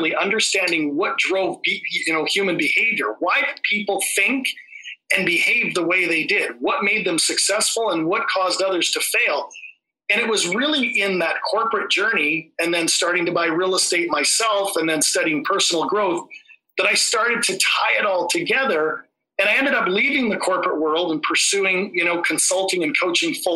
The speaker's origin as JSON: {"language": "English", "town": "Vancouver", "region": "British Columbia", "country": "Canada", "said": "I'm from Vancouver, Canada"}